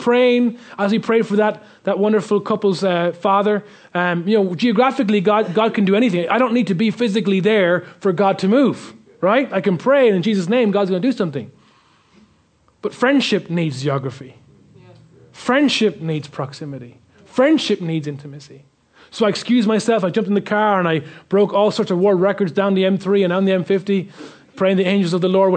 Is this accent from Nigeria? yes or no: no; Ireland; being Irish